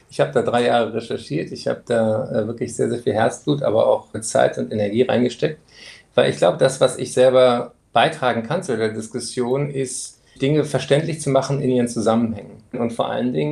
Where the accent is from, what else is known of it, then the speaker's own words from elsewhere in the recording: Frankfurt, Hesse, Germany; born there; moved away; Ich bin zwar in Frankfurt geboren, aber dann schon sehr lange weggezogen und deswegen wäre ich gerne auch nach Frankfurt zu meinem ersten Heimatsender, dem Hessischen Rundfunk, gekommen.